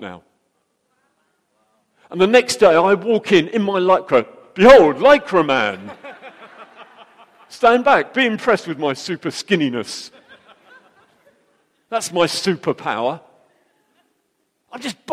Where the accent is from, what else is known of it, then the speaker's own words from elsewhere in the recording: United Kingdom; we're British